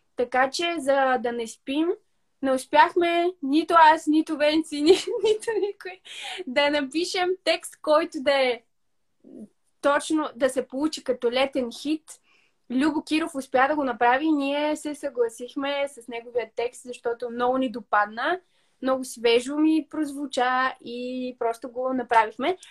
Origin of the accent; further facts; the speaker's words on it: Northwestern Bulgaria, Bulgaria; ние сме от северо-запада